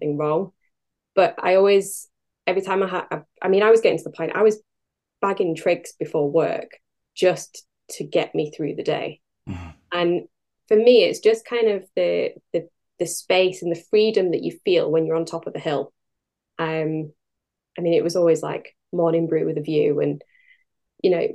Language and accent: English; Gairloch, Scotland, United Kingdom; moved away; I grew up in Gerlach on the West Coast, and it really is in the heart of the Highlands